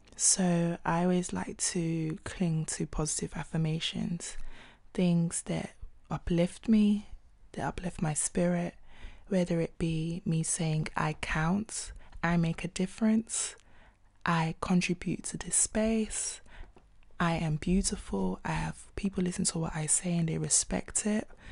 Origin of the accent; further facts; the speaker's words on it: London, United Kingdom; also born or lived in Nigeria; I'm a singer-songwriter from South London